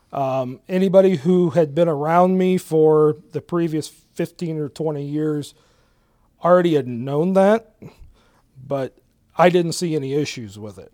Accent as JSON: {"language": "English", "town": "Galion", "region": "Ohio", "country": "United States", "tie": "born or raised there", "said": "born and raised in Gallion, um, lived here all my life."}